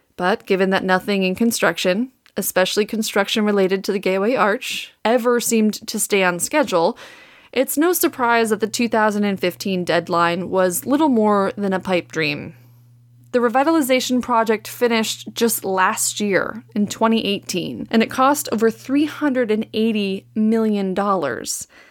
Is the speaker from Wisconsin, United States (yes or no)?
yes; Wisconsin, United States; accent: Wisconsin; moved away as an adult; also born or lived in Saint Louis; Wisconsin, which is where I'm from